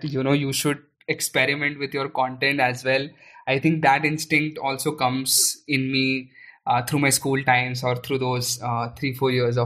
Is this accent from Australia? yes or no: no; Aurangabad, Maharashtra, India; I was born and brought up in Aurangabad, which is in Maharashtra